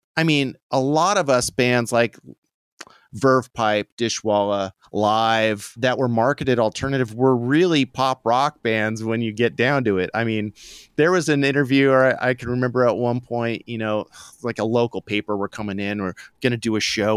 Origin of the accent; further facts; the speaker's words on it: Santa Barbara, California, United States; I'm from Santa Barbara